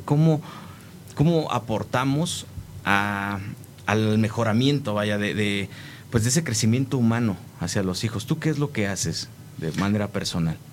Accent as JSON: {"language": "Spanish", "country": "Mexico", "said": "siendo los hijos del maíz como mexicanos"}